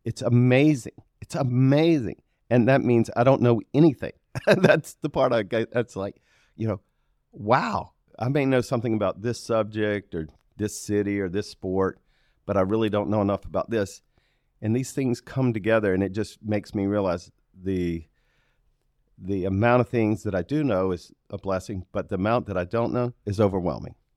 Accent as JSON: {"language": "English", "town": "Aiken", "region": "South Carolina", "country": "United States", "tie": "born or raised there", "moved": "yes", "lives_now": "Charlotte, United States", "said": "I grew up in Aiken"}